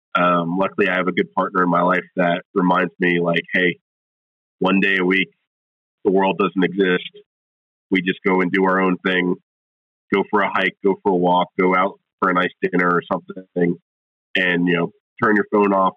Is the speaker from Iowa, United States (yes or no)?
no; South Florida, United States; also born or lived in New Jersey / California; now in Tennessee, United States; I grew up in South Florida, uh, so originally from New Jersey, grew up in South Florida